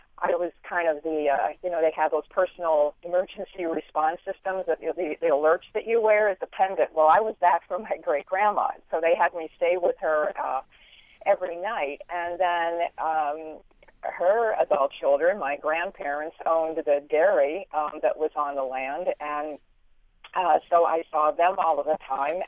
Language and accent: English; Erie, Pennsylvania, United States; moved away; also born or lived in Phoenix; the farm that I grew up on up in Erie